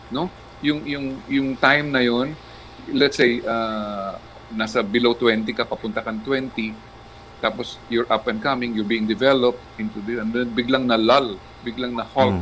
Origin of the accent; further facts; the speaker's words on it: Rosario, Calabarzon, Philippines; I come from a small town in Batangas called Rosario.